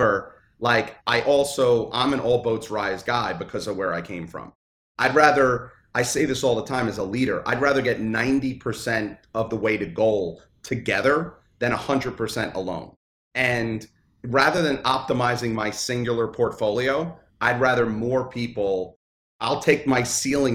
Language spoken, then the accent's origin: English; New York City, New York, United States; I grew up in Brooklyn